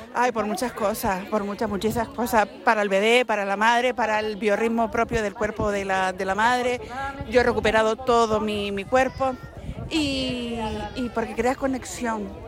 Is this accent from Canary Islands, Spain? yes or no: yes; Arucas, Canary Islands, Spain; soy de toda la vida de aquí de Aruca